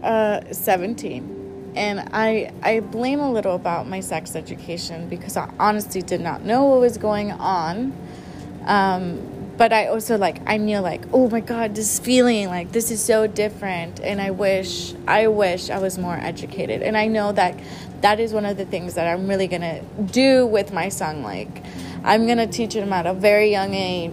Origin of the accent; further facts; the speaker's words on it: San Antonio, Texas, United States; also born or lived in Mexico; I was born in Mexico, but I was raised here in San Antonio, Texas.